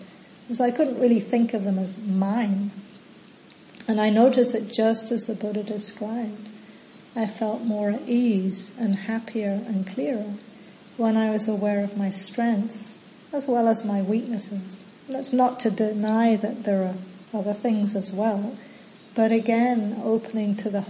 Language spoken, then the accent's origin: English; England, United Kingdom; also born or lived in New Zealand; now in Australia; So for example, I grew up in England and New Zealand.